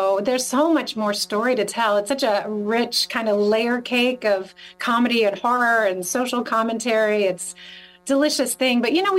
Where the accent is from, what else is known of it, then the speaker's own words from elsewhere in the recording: North Carolina, United States; moved away as an adult; when I was growing up in North Carolina.